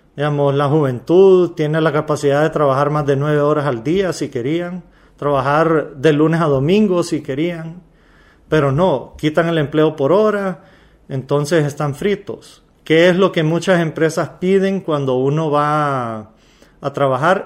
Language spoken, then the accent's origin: Spanish; Honduras; Yo soy un hondureño más